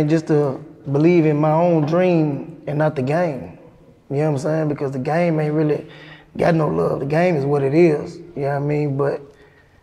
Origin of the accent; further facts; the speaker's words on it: Nashville, Tennessee, United States; I'm from East Nashville